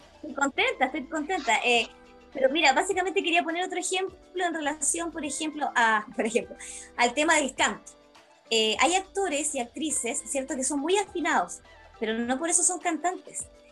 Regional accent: Valparaíso, Chile; moved away; yo soy oriunda de Valparaíso

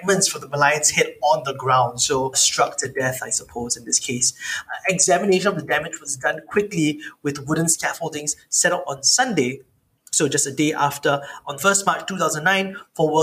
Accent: Singapore; as a Singaporean

